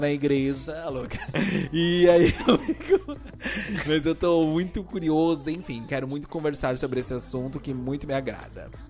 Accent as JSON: {"language": "Portuguese", "region": "São Paulo", "country": "Brazil", "said": "Eu sou de São Paulo."}